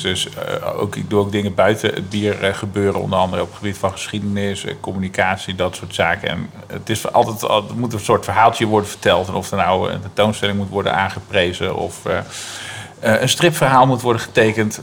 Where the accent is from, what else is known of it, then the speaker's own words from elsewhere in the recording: Gorinchem, South Holland, Netherlands; also born or lived in Utrecht; mijn geboortestad Gorkum, wat ook weer een vestingstad is